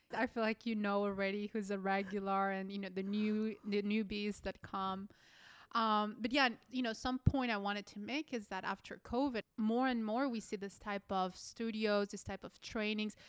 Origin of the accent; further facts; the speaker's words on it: Colombia; moved away; I'm from Colombia